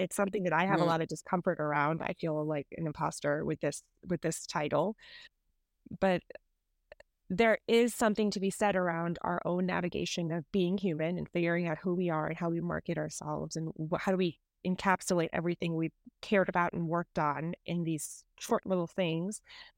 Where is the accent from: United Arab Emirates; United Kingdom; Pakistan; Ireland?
United Arab Emirates; Dubai; also born or lived in India / New York; Originally, I'm from India. My family's from India, but I grew up between Dubai and New York, which are two very, very different places.